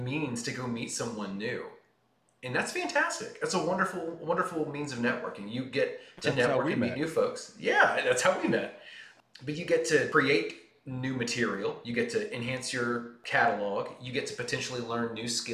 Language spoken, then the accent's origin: English; Nashville, Tennessee, United States; I'm from Nashville and been attached to the music industry in some form or fashion for as long as I've been alive